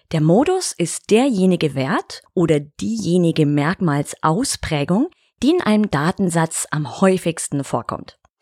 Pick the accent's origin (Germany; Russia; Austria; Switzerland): Germany; Bavarian Alpine foothills; in meine Heimat, ins bayerische Voralpenland